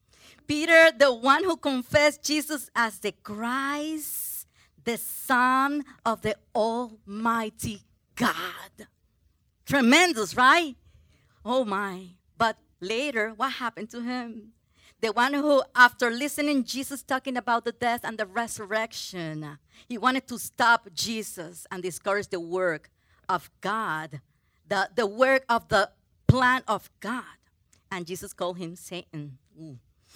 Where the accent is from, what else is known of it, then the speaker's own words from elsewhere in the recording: Puerto Rico; English is a second language; I came from Puerto Rico. Woohoo! And I could not speak English well.